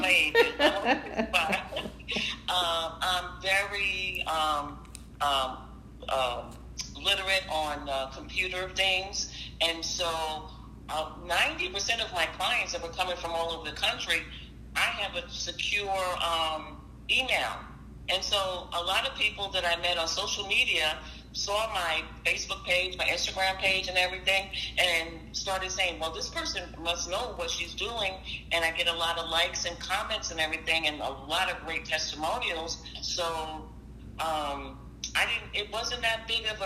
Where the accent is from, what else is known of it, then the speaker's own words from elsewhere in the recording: Jersey City, New Jersey, United States; I'm a Jersey girl. I was born and raised in Jersey City.